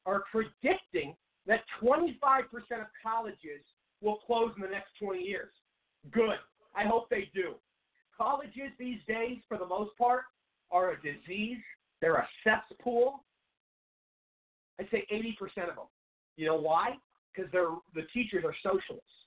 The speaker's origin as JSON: {"language": "English", "town": "Seattle", "region": "Washington", "country": "United States", "moved": "as an adult", "lives_now": "Phoenix, United States", "said": "I've lived in Arizona for about 7 years now, but I'm originally from Seattle."}